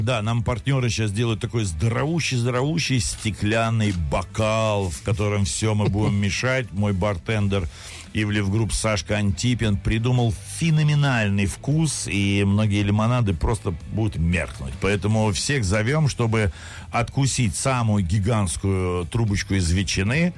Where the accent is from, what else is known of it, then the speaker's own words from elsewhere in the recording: Moscow, Russia; Я хоть москвич, но у меня никогда не было традиции лепить пельмени